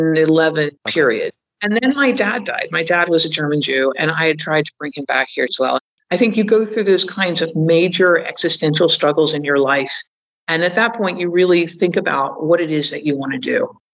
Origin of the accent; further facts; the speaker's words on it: London, United Kingdom; Yeah, I am an American. I grew up in London.